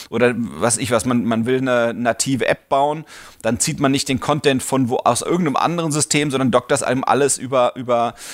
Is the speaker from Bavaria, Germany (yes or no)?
no; Berlin, Germany; Das bin ich. Ähm, ich bin aus Berlin, Online-Marketer und habe Spaß an Kniffligem.